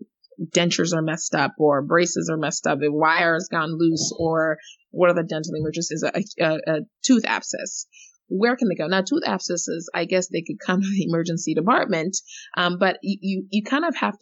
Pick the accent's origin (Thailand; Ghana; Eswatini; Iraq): Eswatini; moved away; I grew up in Africa. I grew up in, you know, Swaziland